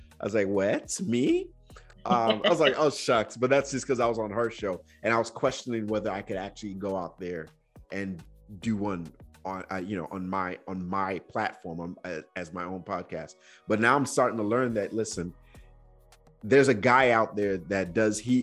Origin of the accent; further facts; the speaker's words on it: Nigeria; as a Nigerian kid, I was just afraid of my dad.